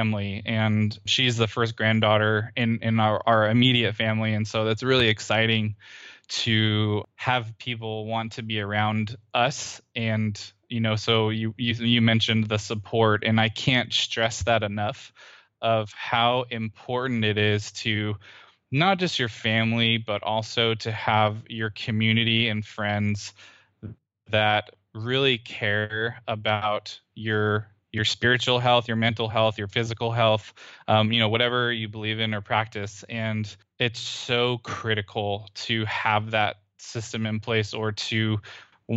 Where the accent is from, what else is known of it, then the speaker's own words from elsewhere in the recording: Central California, United States; moved away as an adult; now in Houston, United States; we moved in together and lived where I had grown up